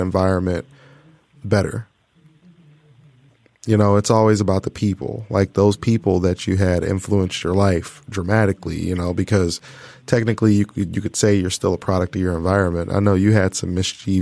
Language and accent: English; Portage, Michigan, United States; also born or lived in Kalamazoo, Michigan; I grew up in Kalamazoo, Michigan